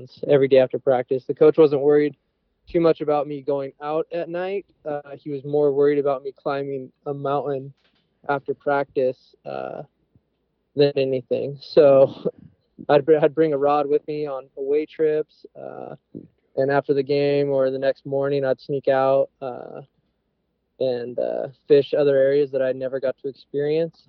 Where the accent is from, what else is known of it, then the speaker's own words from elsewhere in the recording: Pacific Northwest, United States; born and raised in the Pacific Northwest